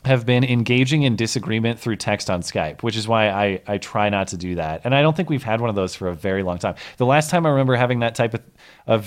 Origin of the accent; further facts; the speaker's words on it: St. Louis Park, Minnesota, United States; moved away; I was born in 87 in St. Louis Park, Minnesota